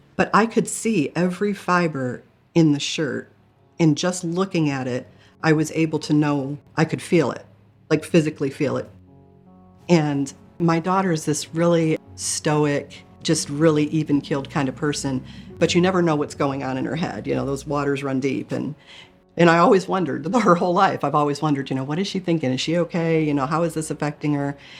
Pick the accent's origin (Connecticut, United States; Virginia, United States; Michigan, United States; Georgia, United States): Michigan, United States; I grew up in Michigan